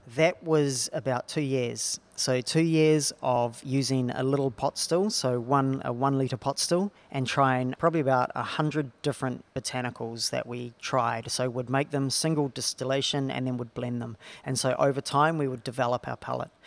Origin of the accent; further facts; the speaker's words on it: New Zealand; now in Australia; I'm from a small town in New Zealand